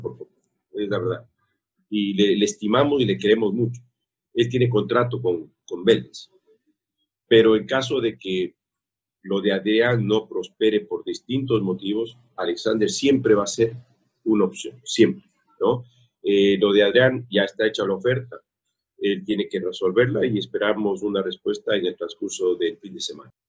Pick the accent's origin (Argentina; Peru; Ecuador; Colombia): Ecuador; Quito, Pichincha; soy de Quito